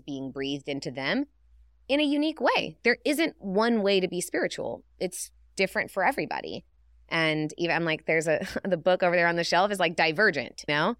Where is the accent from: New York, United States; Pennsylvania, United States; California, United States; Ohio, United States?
California, United States; Northern; I grew up with hippies in Northern California